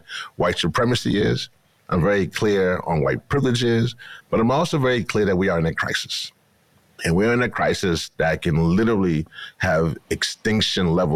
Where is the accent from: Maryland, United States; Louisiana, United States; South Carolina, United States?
Louisiana, United States; I am from Louisiana